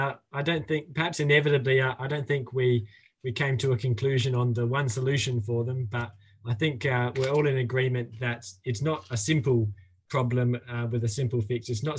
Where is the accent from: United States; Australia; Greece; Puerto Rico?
Australia; as an Australian